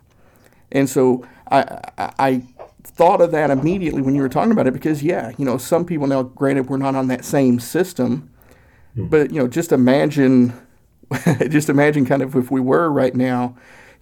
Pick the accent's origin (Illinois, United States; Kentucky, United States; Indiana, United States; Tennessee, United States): Tennessee, United States; Northeast; I grew up in Northeast Tennessee